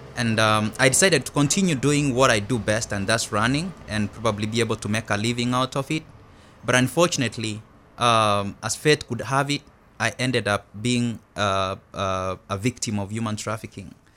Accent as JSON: {"language": "English", "country": "Kenya", "moved": "as an adult", "lives_now": "United States", "said": "I'm originally from Kenya"}